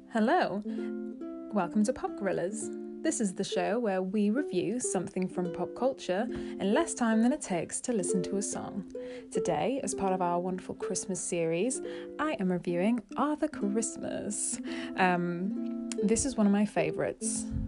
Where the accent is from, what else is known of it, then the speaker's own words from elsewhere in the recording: United Kingdom; as a Brit myself